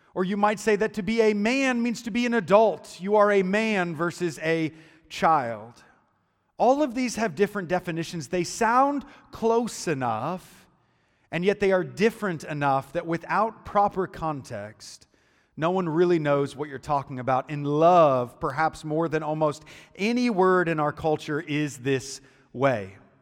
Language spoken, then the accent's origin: English; United States; moved away as an adult; also born or lived in Chicago; I'm from Muscuda